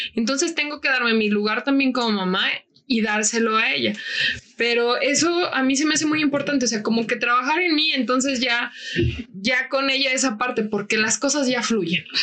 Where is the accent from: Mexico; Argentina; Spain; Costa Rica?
Mexico; Francisco I. Madero; yo soy de Francisco Madero